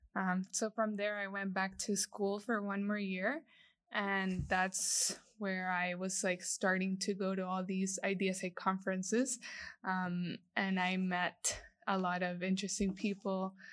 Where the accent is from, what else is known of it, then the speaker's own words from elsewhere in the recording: El Salvador; moved away as an adult; also born or lived in Lafayette, Louisiana, United States; I was born and raised in El Salvador.